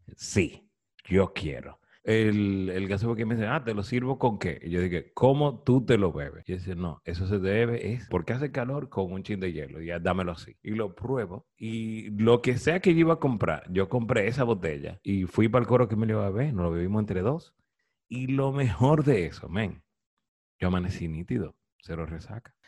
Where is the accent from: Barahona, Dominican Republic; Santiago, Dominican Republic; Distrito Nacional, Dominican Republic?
Santiago, Dominican Republic; Santiago de los Caballeros; Yo nací en Santiago, mi papá es de Moca